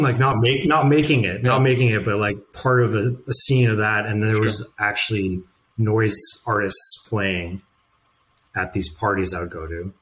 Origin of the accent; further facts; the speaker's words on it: Saint John, New Brunswick, Canada; moved away; also born or lived in Vancouver; I'm from St. John, New Brunswick.